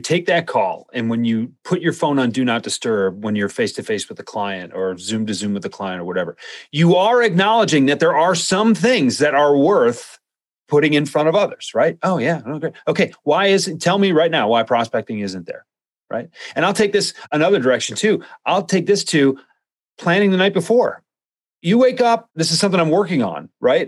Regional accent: Midwest, United States; I'm from the Midwest

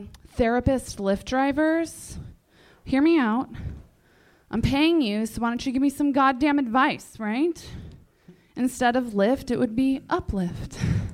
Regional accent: Baltimore, Maryland, United States; I'm not from Los Angeles. Where are you from? Baltimore.

